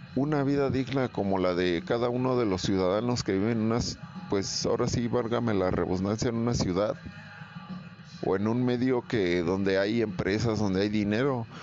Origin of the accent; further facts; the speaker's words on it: Mexico; Somos mexicanos todos los días